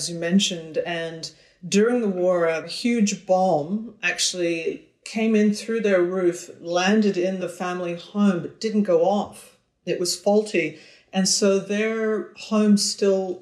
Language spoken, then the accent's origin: English; Victoria, British Columbia, Canada; They moved west to Victoria, where I am now. So I've returned to my hometown